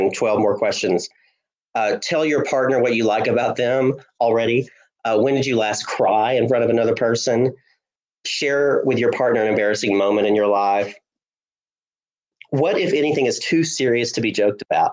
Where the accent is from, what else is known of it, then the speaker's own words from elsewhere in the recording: Hulaco, Alabama, United States; I loved growing up in Hulaco up in North Alabama